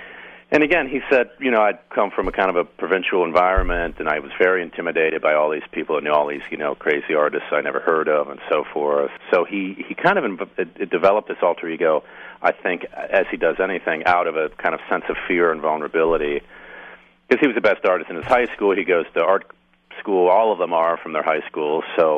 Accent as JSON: {"language": "English", "town": "Pittsburgh", "region": "Pennsylvania", "country": "United States", "said": "I'm actually from Pittsburgh, too"}